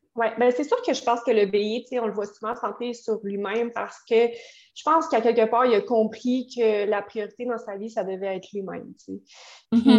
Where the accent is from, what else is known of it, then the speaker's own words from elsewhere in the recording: Quebec City, Quebec, Canada; moi, je viens de Québec